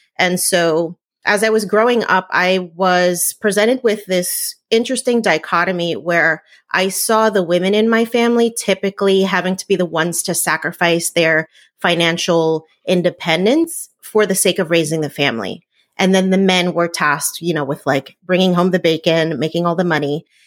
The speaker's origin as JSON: {"language": "English", "region": "New Jersey", "country": "United States", "tie": "born or raised there", "said": "I grew up in New Jersey"}